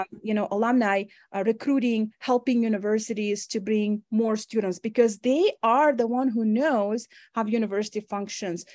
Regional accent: Uzbekistan; moved away as an adult; now in Wyoming, United States; when I was growing up in Uzbekistan

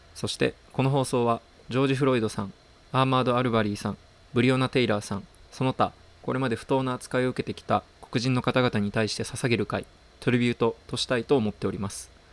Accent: Japan; 在日韓国人でさ

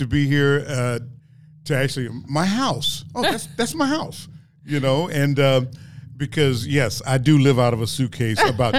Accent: Dallas, Texas, United States; now in Sacramento, United States; I'm from Dallas, Texas.

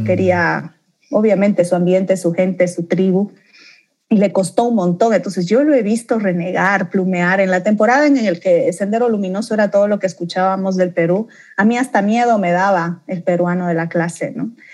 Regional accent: Santa Cruz de la Sierra, Santa Cruz, Bolivia; also born or lived in Beni / La Paz; nací en el Beni, mi primera infancia la pasé en La Paz, mi acento nunca lo perdí y luego vine a terminar de criarme y a vivir y a construir mi vida en Santa Cruz.

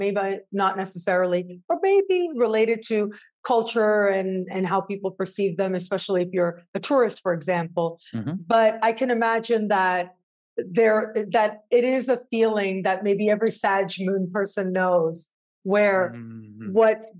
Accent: Canada; I'm viewing the world from that perspective of being Canadian, born and raised, and the values that that brings and means

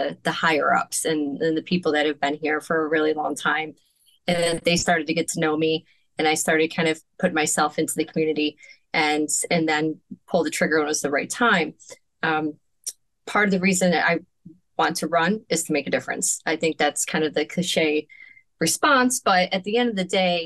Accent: Finger Lakes region, New York, United States; also born or lived in Canandaigua, New York / Honeoye Falls, New York / Lima, New York / Monroe County, New York; now in Marion, United States; I grew up in the Finger Lakes region my whole life

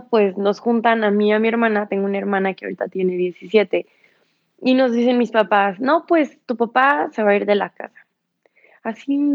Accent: San Luis Potosí, Mexico; now in Mexico City, Mexico; Eh, tengo 20 años de edad. Soy de San Luis Potosí. Actualmente vivo en Ciudad de México.

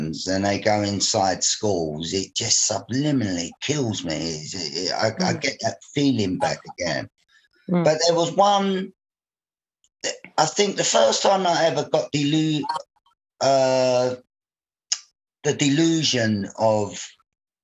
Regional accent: London, United Kingdom; life in the 1960s in Bermondsey, I come from Bermondsey, southeast London

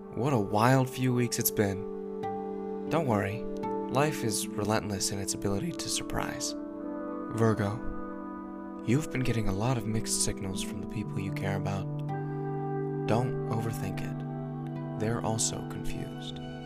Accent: near Santa Cruz and San Jose, Northern California, United States; now in Seattle, United States; I'm from Northern California. I'm from a near Santa Cruz, but not in Santa Cruz, near San Jose, but not in San Jose

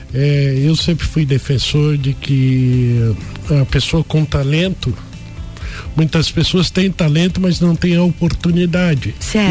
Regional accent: São Paulo, Brazil; moved away as an adult; also born or lived in Mogi das Cruzes / Paraná / Criciúma; now in Lages, Brazil; eu sou paulistano, né? Nasci em São Paulo, fiz a minha faculdade de jornalismo em Mogi das Cruzes

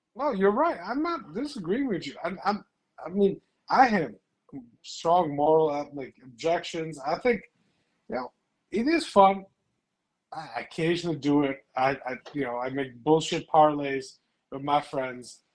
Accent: Chicago area, Illinois, United States; we're both from Chicago, outside Chicago.

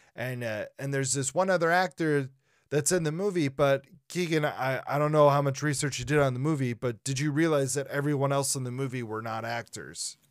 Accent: Minnesota, United States; we're from Minnesota

